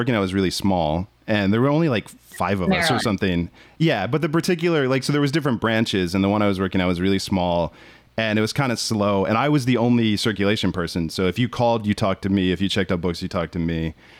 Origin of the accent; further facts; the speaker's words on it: Maryland, United States; Yeah, I'm from Maryland.